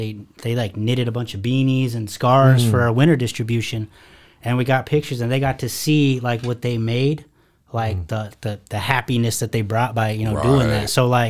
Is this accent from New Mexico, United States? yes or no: no; Sacramento, California, United States; And then went back home. I'm from California originally. So I went back to Sacramento, built a team out there.